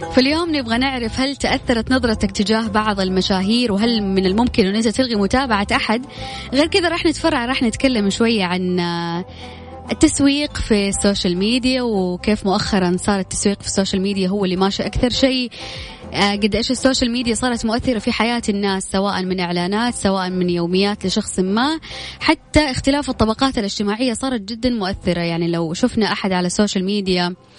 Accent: Jeddah, Makkah Province, Saudi Arabia; أنا من جدة

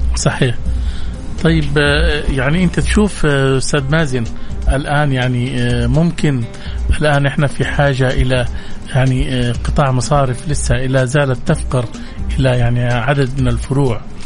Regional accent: Saudi Arabia; احنا كمجتمع سعودي مسلم

